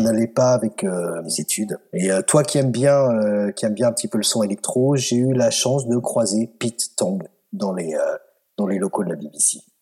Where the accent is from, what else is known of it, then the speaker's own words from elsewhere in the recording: France; moved away as an adult; also born or lived in Scotland; je suis français